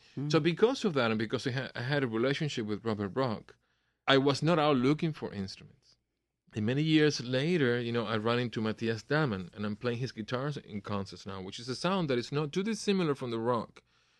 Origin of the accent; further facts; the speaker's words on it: Cuba; also born or lived in Miami / New Jersey; now in United States; Remember, we came from Cuba without a cent. So when my family decided to move from Miami up north to New Jersey, this man obviously wanted his guitar back